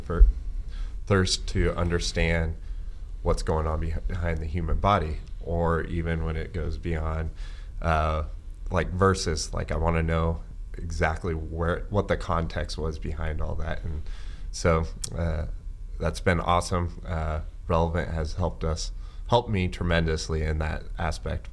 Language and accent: English; Ord, Nebraska, United States; So my parents moved there when I was 5 years old. I spent all of my educational years there.